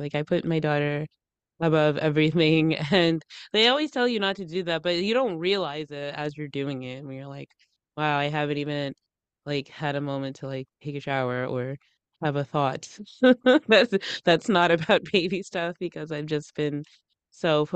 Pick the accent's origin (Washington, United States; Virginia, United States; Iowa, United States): Virginia, United States; Northern; I'm from Northern Virginia